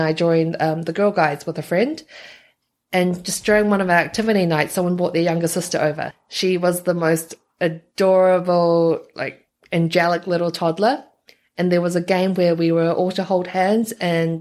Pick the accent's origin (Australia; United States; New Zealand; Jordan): New Zealand; also born or lived in Taiwan; I grew up in New Zealand